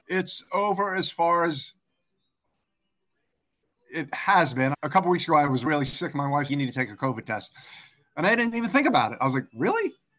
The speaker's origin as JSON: {"language": "English", "region": "East Coast", "country": "United States", "tie": "born or raised there", "also_born_or_lived": "Africa", "moved": "as an adult", "lives_now": "London, United Kingdom", "said": "I grew up on the East Coast of the U.S., just south of Washington, D.C. I am currently living in London."}